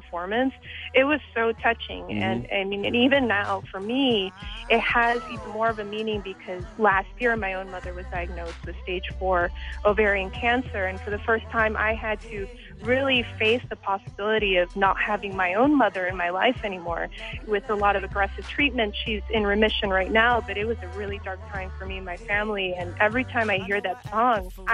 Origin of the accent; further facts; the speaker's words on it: Chicago, Illinois, United States; I'm from Chicago, and as a poor kid from Chicago